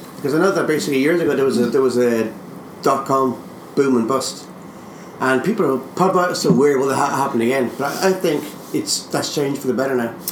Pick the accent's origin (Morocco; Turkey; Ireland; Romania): Ireland